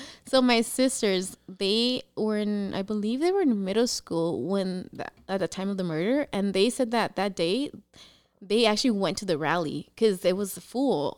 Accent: San Diego, California, United States; also born or lived in Tijuana, Baja California, Mexico; I was born in T J, but I was raised here in San Diego.

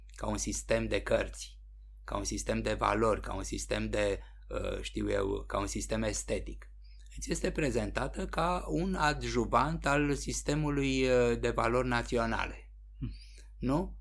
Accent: Romania; suntem români

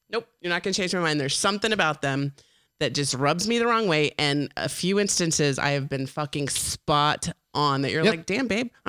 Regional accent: Texas, United States; we're so friendly from Texas.

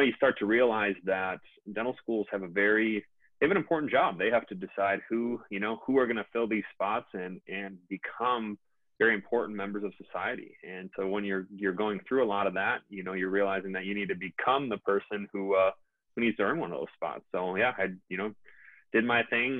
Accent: Minnesota, United States; also born or lived in Fargo, North Dakota; I'm from Minnesota.

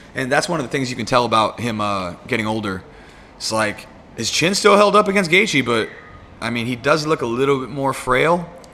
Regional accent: United States; I'm American

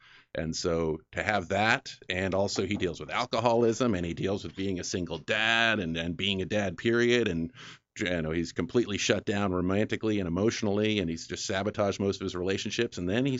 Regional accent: New England, United States; moved away; And, you know, growing up in New England, everything gets all rusty and falls apart. So there aren't really a lot of classic cars on the road. So when I came out here

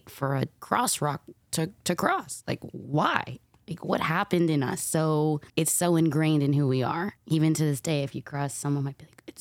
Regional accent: East Coast, United States; Um, so I'm from the East Coast originally. My family's from Harlem on 125th, uh, like right off 125th and Broadway.

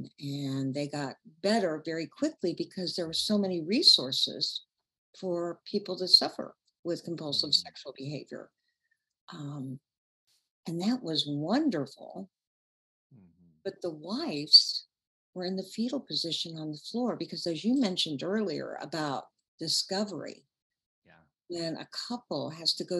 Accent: Chicago, Illinois, United States; also born or lived in Central Indiana; now in Indianapolis, United States; I'm from Chicago originally

